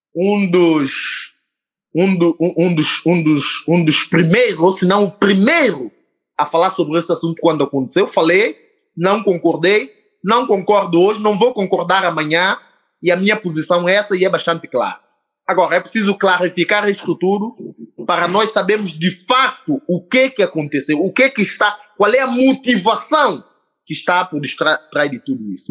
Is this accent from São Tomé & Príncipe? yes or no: yes; São Tomé & Príncipe